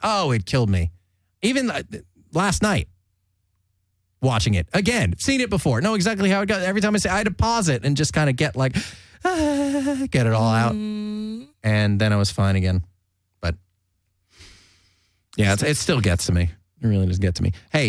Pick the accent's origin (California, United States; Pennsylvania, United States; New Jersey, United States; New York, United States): California, United States; especially growing up in Southern California and going to the beach, going to the ocean.